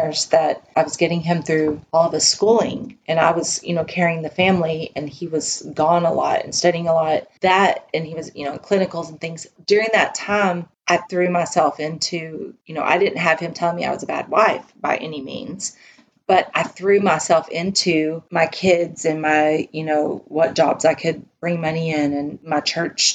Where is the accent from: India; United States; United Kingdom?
United States; Texas; accent: twangy; I'm a Texan and a Southerner at heart